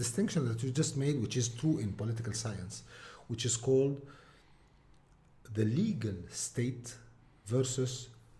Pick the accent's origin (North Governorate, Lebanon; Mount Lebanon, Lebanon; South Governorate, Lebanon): Mount Lebanon, Lebanon; but I'm a mountaineer from Mount Lebanon. I'm a fillah.